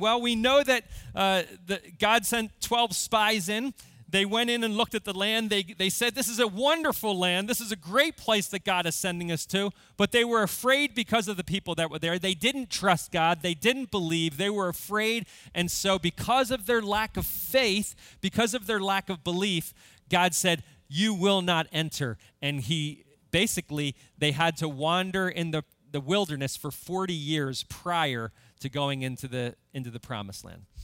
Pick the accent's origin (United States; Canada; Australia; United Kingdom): United States; before I am an American, I am a Christian